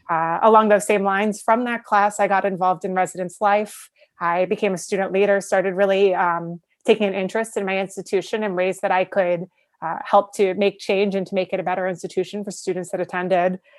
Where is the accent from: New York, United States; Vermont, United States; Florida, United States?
New York, United States; also born or lived in Buffalo, New York; I'm from New York